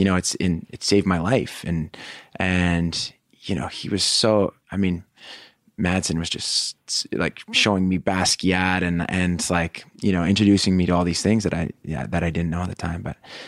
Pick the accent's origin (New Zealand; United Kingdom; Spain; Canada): Canada; Pacific Northwest; Yeah, okay. Pacific Northwest.